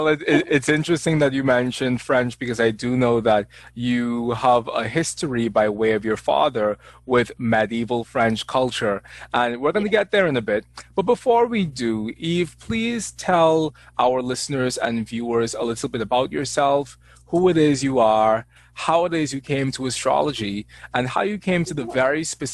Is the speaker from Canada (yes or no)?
no; Bahamas; accent: Bahamian Jamaican; people don't believe me when I say that I'm from the Bahamas because they expect for me to have an accent that's quite different from the one that I have.